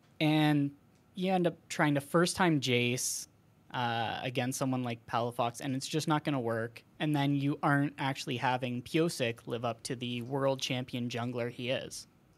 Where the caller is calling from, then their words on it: Ontario, Canada; Yeah, calling from Ontario, Canada.